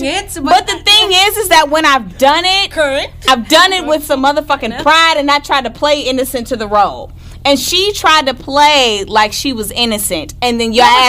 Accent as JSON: {"language": "English", "region": "Midwest", "country": "United States", "said": "I'm from the Midwest."}